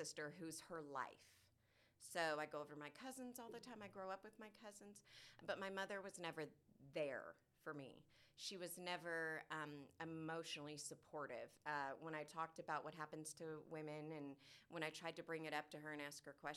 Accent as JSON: {"language": "English", "area": "Orange County", "region": "California", "country": "United States", "tie": "born or raised there", "moved": "as an adult", "lives_now": "Texas, United States"}